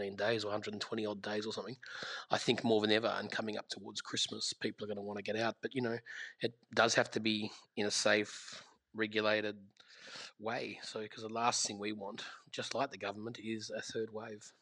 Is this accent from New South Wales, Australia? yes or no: no; Gippsland, Victoria, Australia; I grew up in Gippsland and I grew up in a restaurant from the age of 11 called Powers Court